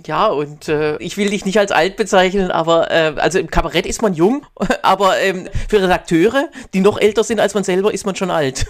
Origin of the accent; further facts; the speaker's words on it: Baden-Württemberg, Germany; now in Berlin, Germany; Du bist ja, äh, wie ich, aus Baden-Württemberg